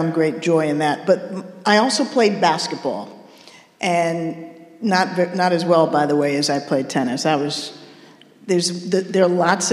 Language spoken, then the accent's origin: English; Washington, District of Columbia, United States; moved away as an adult; I'm from Washington, D.C., East Coast, never lived outside of the East Coast.